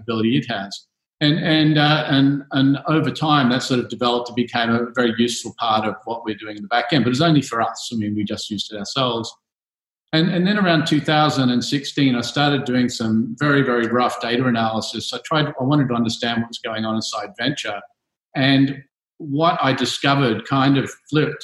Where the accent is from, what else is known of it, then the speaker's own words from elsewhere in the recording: Australia; moved away as an adult; also born or lived in United States; now in Singapore; I'm obviously an Aussie. I left Australia in the early 90s